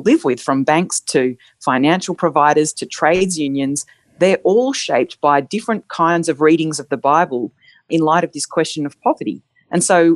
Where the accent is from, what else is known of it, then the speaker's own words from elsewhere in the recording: Australia; as a Christian and as an Australian